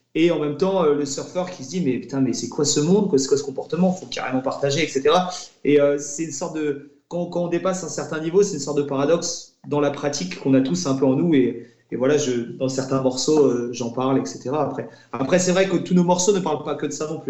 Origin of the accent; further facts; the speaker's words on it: La Torche, Brittany, France; on, on, vient de la torche, on a grandi, on a grandi là-bas